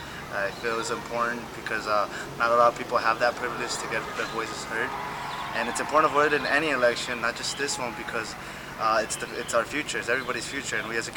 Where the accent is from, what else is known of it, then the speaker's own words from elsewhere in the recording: Bogota, Colombia; now in United States; I'm from Bogota, Colombia, and I became a citizen in 2012.